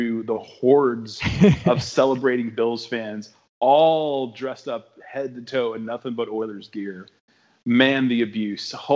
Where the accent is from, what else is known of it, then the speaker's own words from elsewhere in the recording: Houston, Texas, United States; I'm from Houston